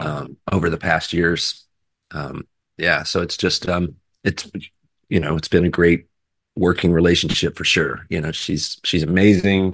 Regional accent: Texas, United States; I'm from Texas

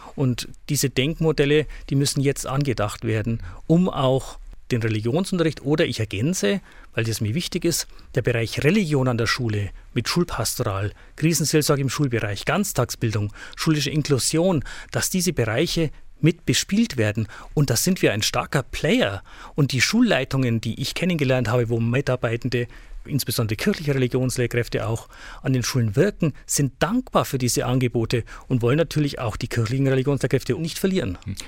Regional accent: Hilpoltstein, Bavaria, Germany; now in Ingolstadt, Germany; Ich stamme aus der Diözese Eichstätt, aus Hilpolstein genauer gesagt wurde da groß

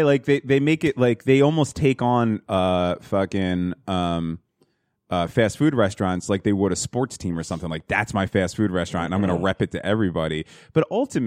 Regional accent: New Jersey, United States; We came from North Jersey with our fat sandwich knowledge

